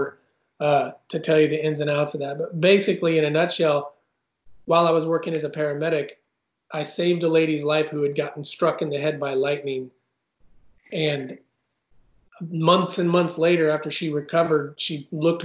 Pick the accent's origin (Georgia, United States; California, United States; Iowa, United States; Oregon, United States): Oregon, United States; moved away as an adult; also born or lived in Idaho; now in Nashville, United States; I'm from Oregon. Yeah, born and raised in Oregon